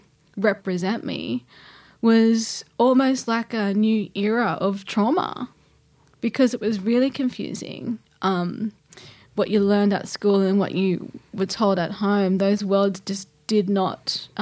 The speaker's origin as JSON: {"language": "English", "town": "Gilgandra", "region": "New South Wales", "country": "Australia", "tie": "born or raised there", "said": "Yeah, I'm Wiradjuri Wailwan, born and raised in Gilgandra, Western New South Wales."}